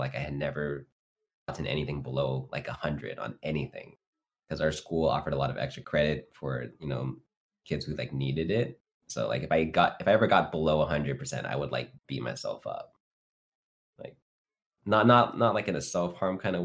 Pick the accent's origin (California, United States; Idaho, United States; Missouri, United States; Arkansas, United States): California, United States; Fresno; I grew up in Fresno, so I was like one of the only Asian kids, actually, at the time